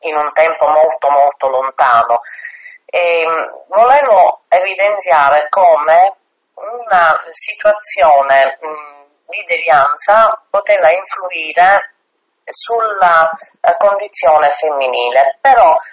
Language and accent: Italian; Sicily, Italy; io sono siciliana